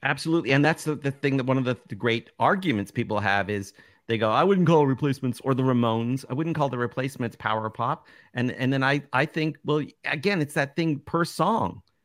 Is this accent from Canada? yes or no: yes; Toronto, Ontario, Canada; the market I grew up in Toronto